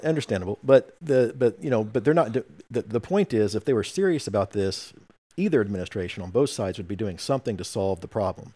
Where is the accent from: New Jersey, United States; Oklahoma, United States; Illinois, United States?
Oklahoma, United States; I'm from Oklahoma